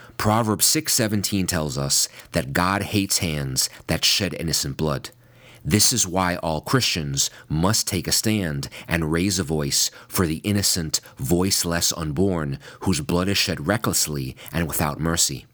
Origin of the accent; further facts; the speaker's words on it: New York, United States; in my home state of New York